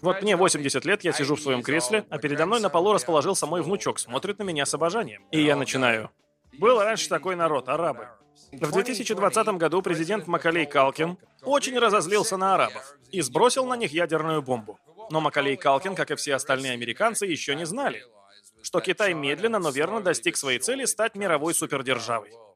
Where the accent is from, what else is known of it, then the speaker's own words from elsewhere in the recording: Voronezh, Voronezh Oblast, Russia; мы из Воронежа